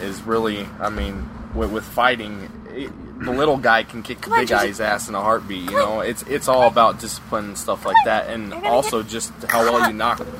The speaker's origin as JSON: {"language": "English", "region": "Arizona", "country": "United States", "tie": "born or raised there", "moved": "yes", "lives_now": "Thousand Palms, United States", "said": "I'm born and raised in Arizona"}